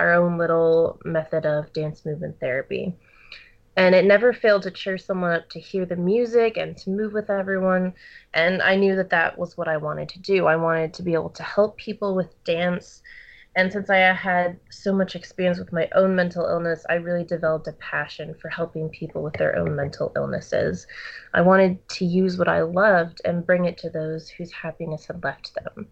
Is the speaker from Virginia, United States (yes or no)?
yes; Charlottesville, Virginia, United States; now in Boston, United States; I'm from Charlottesville, Virginia, but I currently live in Boston, Massachusetts right now.